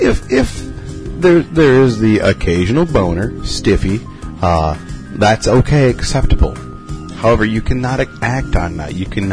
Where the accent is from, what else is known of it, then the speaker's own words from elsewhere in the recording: Minneapolis, Minnesota, United States; Yeah, no, sir. I'm from Minneapolis.